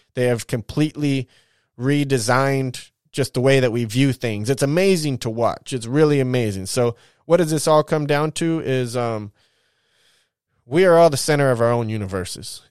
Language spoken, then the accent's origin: English; California, United States; as a Californian